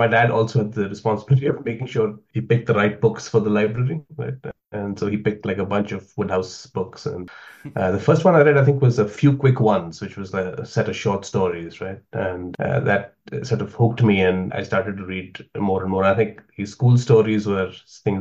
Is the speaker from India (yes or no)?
yes; South India, India; also born or lived in Delhi; I grew up in South India, my parents are originally from Delhi, and so I lived in Delhi for a while as well